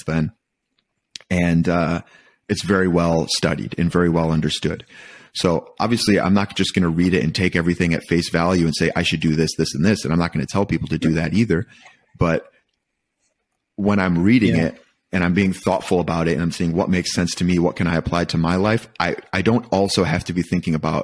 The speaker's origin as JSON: {"language": "English", "region": "Michigan", "country": "United States", "tie": "born or raised there", "said": "I was born and raised in Michigan"}